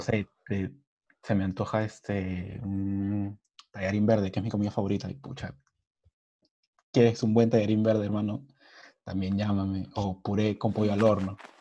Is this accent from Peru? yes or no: yes; Peru; Somos peruanos. Nosotros creo que hemos nacido con el olor de comida.